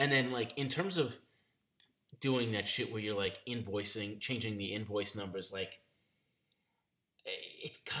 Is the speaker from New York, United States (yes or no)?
yes; New York, United States; I grew up in New York